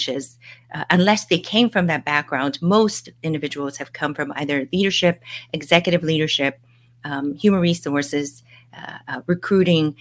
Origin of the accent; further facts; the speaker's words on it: Hawaii, United States; moved away as an adult; also born or lived in Nashville, Tennessee / Miami / California; now in Bay Area, United States; I'm a local girl in Hawaii. I grew up in Hawaii and left to go to school in Nashville, Tennessee